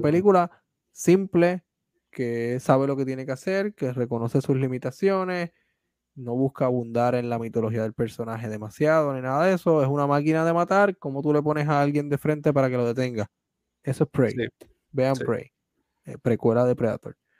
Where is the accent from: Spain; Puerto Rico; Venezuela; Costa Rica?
Puerto Rico; como puertorriqueño y como puertorriqueño que hace arte en su país